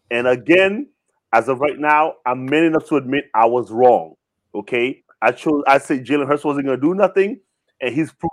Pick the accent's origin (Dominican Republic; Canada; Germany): Canada; I am Canadian.